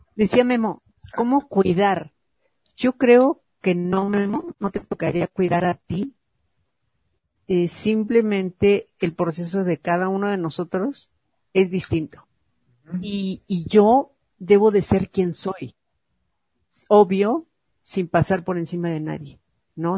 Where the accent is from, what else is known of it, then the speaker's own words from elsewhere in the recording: Mexico; porque nacimos en México